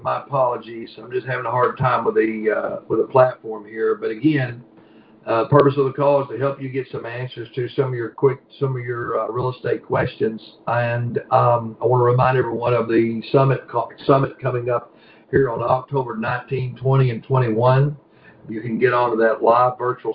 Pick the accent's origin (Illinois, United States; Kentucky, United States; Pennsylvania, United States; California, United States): Kentucky, United States; I'm from Country Fried Kentucky